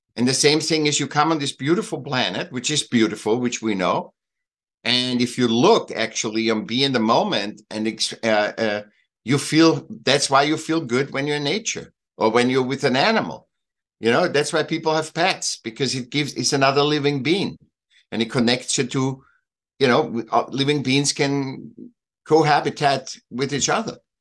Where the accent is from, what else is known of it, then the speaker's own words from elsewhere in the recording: Austria; now in Laguna Beach, United States; I miss Austria and Switzerland. I'm from Austria